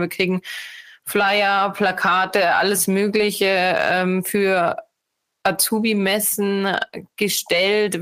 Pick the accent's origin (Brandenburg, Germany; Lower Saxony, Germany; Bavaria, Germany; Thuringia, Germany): Bavaria, Germany; Munich area; bin ich aus dem Münchner Raum